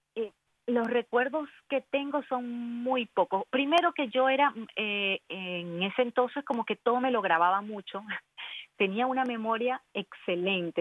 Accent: Bolívar, Venezuela; also born or lived in Chincha, Peru; Nací en Perú, pero me crié en Venezuela desde los seis meses

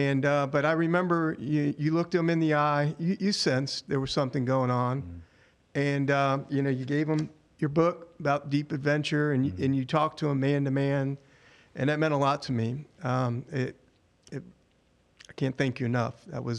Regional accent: Birmingham, Alabama, United States; also born or lived in Houston; right here in Birmingham.

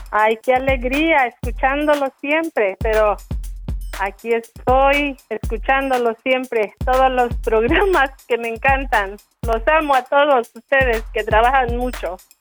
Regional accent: Arriaga, Chiapas, Mexico; moved away; Yo soy de Chiapas

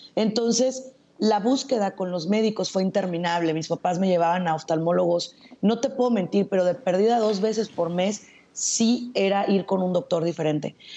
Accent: Zacatecas, Mexico; now in Tijuana, Mexico; yo soy zacatecana, soy mexicana

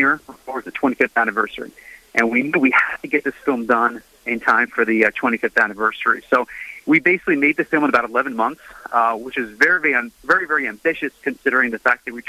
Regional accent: New York, United States; I grew up in New York, and my childhood here was Cardinal John O'Connor

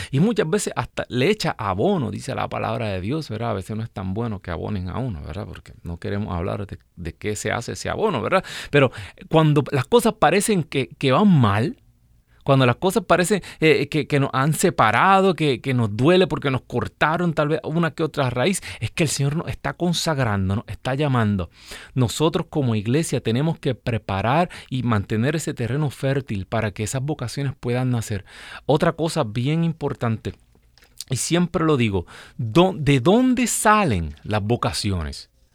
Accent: Puerto Rico; Yo soy de un pueblo pequeño en Puerto Rico

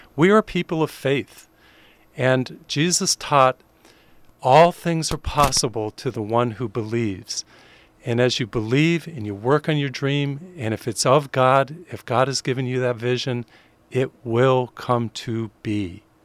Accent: Springfield, Massachusetts, United States; I grew up in Springfield, Massachusetts

